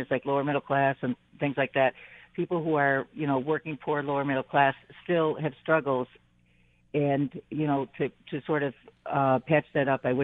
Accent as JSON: {"language": "English", "town": "Buffalo", "region": "New York", "country": "United States", "tie": "born or raised there", "lives_now": "Amherst, United States", "said": "I grew up in Buffalo, live in Amherst for 20 some years"}